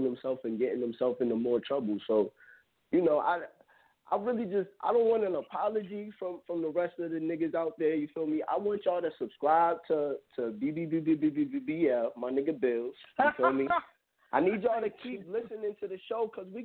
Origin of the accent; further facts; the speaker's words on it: New York City, New York, United States; I was born in Queens